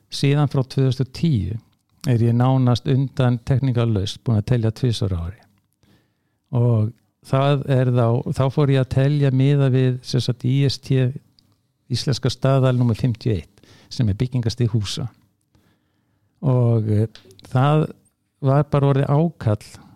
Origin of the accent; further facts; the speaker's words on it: Hafnarfjörður, Capital Region, Iceland; í Hafnafjörði sem minn heimabæðir